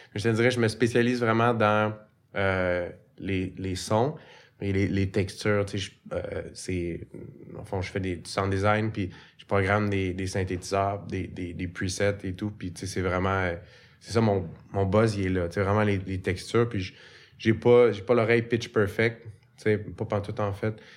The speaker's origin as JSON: {"language": "French", "town": "Repentigny", "region": "Quebec", "country": "Canada", "tie": "born or raised there", "said": "J'ai grandi à Repentigny. Fait que je suis un, un, enfant de la banlieue."}